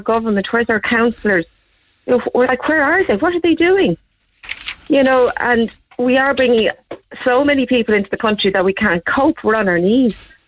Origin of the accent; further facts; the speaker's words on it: Ireland; we're Irish.